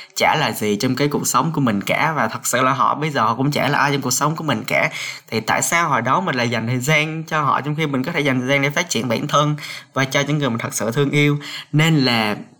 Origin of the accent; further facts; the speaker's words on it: Cà Mau, Vietnam; moved away as an adult; now in Hanoi, Vietnam; mình được sinh ra ở miền Tây Nam Bộ ở Cà Mau